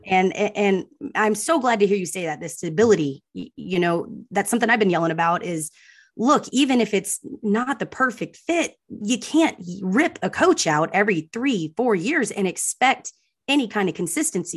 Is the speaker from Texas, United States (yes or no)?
yes; Austin, Texas, United States; I was born in Austin.